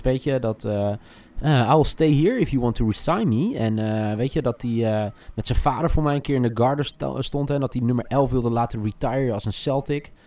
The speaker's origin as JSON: {"language": "Dutch", "town": "Alphen aan de Rijn", "region": "South Holland", "country": "Netherlands", "tie": "born or raised there", "said": "opgroeiend in Alphen aan de Rijn"}